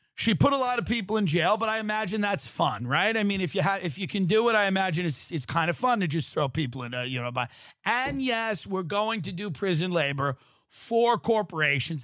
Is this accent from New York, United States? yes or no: yes; Long Island, New York, United States; moved away as an adult; now in California, United States; guys that I grew up with on Long Island